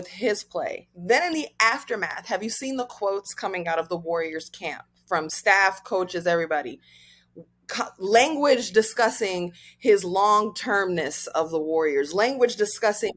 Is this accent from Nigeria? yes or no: yes; Nigeria; I'm African, I'm Nigerian.